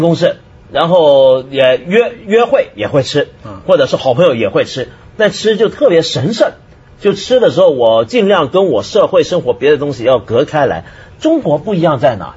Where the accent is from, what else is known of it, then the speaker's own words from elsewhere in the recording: Taiwan; moved away; 我在台湾长大